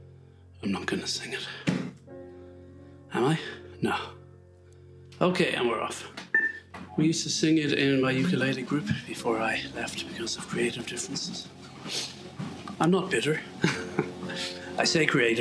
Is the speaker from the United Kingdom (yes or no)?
yes; Northern Ireland, United Kingdom; I'm from Northern Ireland